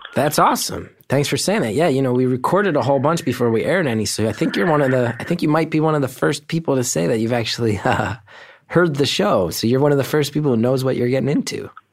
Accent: Northeast, United States; I grew up in the Northeast

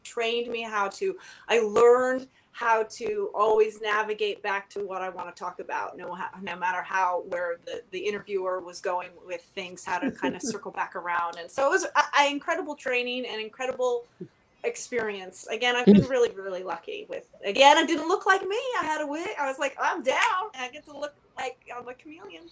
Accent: Palos Verdes, California, United States; also born or lived in Vancouver, Canada / Toronto, Canada; I grew up in Palos Verdes, so living in California my whole life

